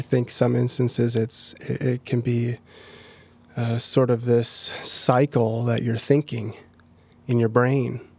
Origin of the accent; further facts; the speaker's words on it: Minneapolis, Minnesota, United States; moved away as an adult; now in Pella, United States; I've been a Pella resident since twenty eighteen, and I'm originally from Minneapolis.